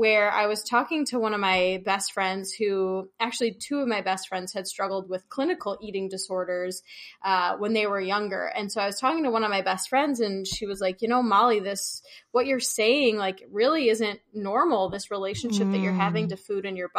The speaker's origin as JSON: {"language": "English", "town": "Chicago", "region": "Illinois", "country": "United States", "also_born_or_lived": "Oregon", "moved": "as an adult", "said": "I'm from Chicago"}